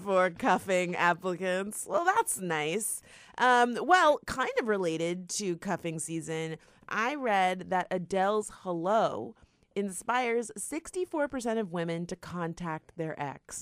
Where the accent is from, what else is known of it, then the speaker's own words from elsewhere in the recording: South Florida, United States; we're from South Florida